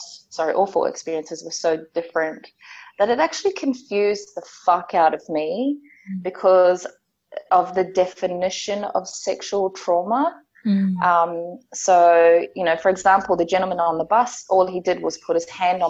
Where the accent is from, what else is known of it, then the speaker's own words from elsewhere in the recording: Auckland, New Zealand; also born or lived in Pawarenga, Northland, New Zealand; I'm from a little place called Pawerenga, which is all the way up north. And I grew up in a place called Otara in South Auckland in New Zealand.